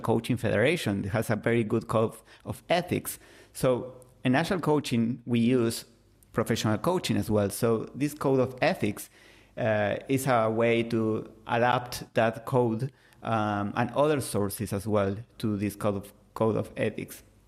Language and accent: English; Argentina; first language Spanish; English is a second language; I'm from Argentina, so I speak Spanish